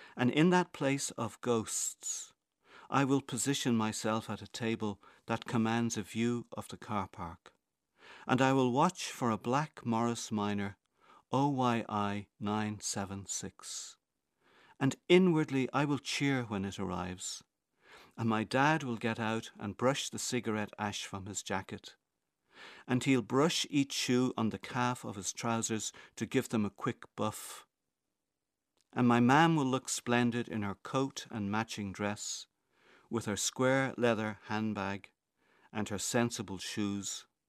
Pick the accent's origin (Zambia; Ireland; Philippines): Ireland; Dublin, Leinster; I grew up in Crumlin, a few miles from the Hellfire Club